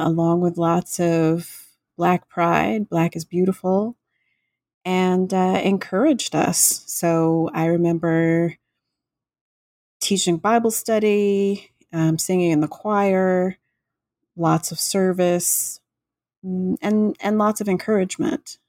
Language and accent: English; Florida Gulf Coast, United States; I grew up in Florida on the Gulf Coast